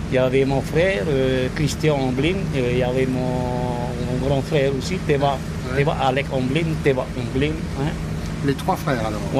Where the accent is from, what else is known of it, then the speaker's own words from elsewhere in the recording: Windward Islands, French Polynesia; Tu es originaire d'où euh, de, d'ici, même, Tahiti.